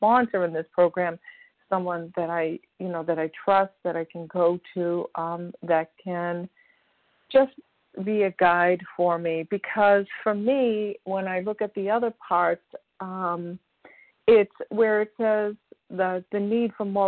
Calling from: Massachusetts, United States; grateful recovered compulsive overeater, and I'm calling from Massachusetts.

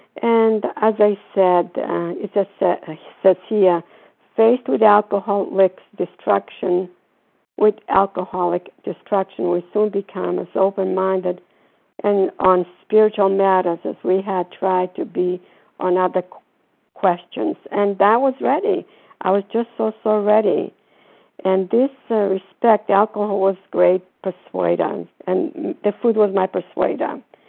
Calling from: Florida, United States; I'm calling from Florida.

